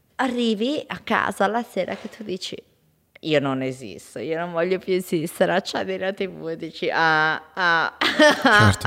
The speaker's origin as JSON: {"language": "Italian", "town": "Bergamo", "region": "Lombardy", "country": "Italy", "accent": "bergamasco", "said": "si sente il mio accento bergamasco"}